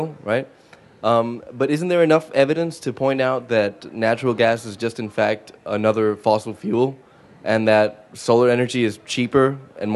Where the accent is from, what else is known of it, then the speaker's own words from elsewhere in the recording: Puerto Rico; I'm from Puerto Rico